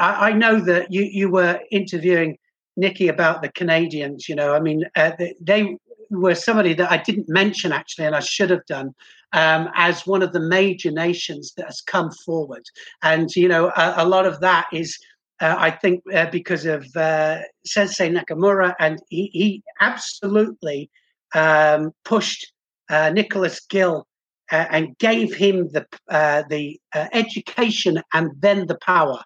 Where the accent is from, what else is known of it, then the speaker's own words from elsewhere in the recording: United Kingdom; I'm British